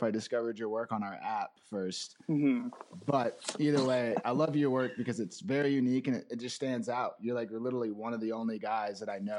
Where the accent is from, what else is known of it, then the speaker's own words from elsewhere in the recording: Phoenix, Arizona, United States; also born or lived in Flagstaff, Arizona; I grew up in Phoenix, Arizona. I went to school in Flagstaff at NAU.